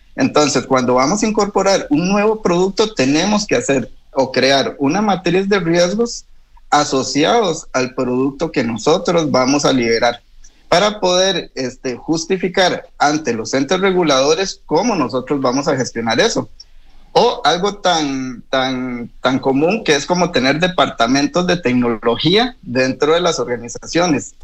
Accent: Costa Rica; now in Chile; Yo soy de Costa Rica

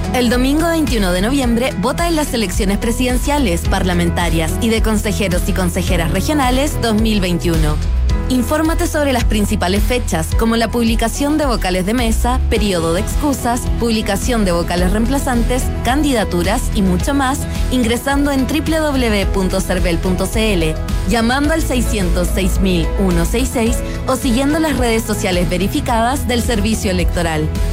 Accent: Chile; also born or lived in United States; mi identidad como chileno

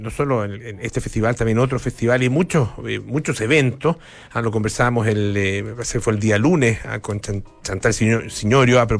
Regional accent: France; Spanish is a second language; además soy francesa

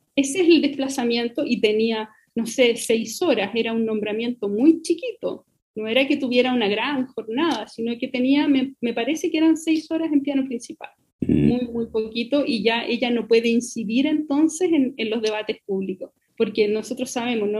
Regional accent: Melipilla, Santiago Metropolitan Region, Chile; cuando yo era chica, yo, yo soy de Melipilla

